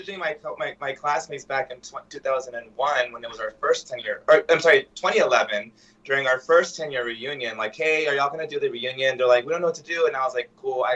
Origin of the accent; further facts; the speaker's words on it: Del Rio, Texas, United States; moved away; I'm from Del Rio.